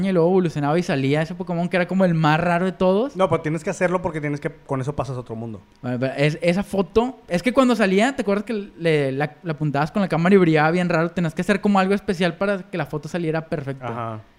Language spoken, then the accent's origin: Spanish; Mexico